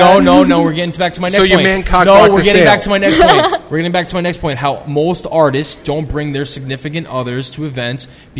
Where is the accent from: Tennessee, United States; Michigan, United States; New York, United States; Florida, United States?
New York, United States; New York City; I'm from the Bronx, but I like all New York's teams.